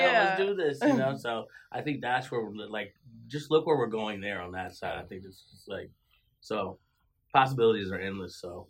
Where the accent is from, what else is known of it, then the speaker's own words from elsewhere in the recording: East Lansing, Michigan, United States; also born or lived in Chicago; just like where I'm born and raised in East Lansing